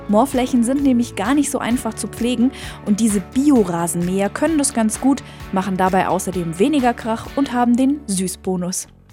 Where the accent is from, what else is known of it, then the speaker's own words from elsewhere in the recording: Allgäu, Germany; Es ist so beschaulich bei uns im Allgäu.